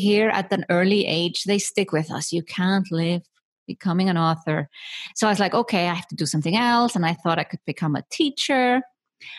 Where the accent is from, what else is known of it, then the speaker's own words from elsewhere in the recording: Iceland; I was brought up in Iceland, small country in the middle of the Atlantic Ocean with only 350,000 inhabitants.